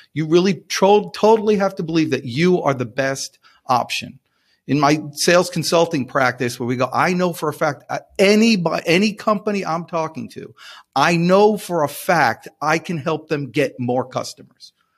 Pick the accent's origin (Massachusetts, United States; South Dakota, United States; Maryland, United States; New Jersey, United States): New Jersey, United States; I'm from New Jersey.